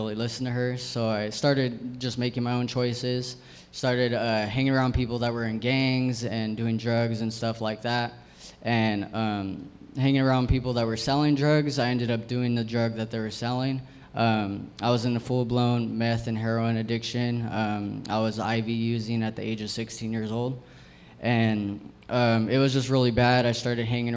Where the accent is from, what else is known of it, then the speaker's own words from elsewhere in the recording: San Jose, California, United States; I'm from San Jose